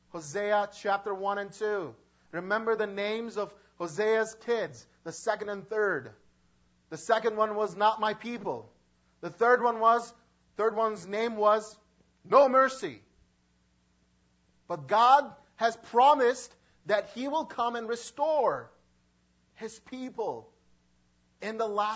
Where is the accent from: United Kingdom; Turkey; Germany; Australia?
Turkey; moved away; I am from Turkey, and I believe in Christ.